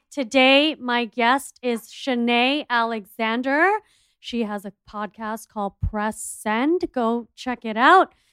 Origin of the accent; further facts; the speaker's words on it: India; I'm an Indian entrepreneur and TV personality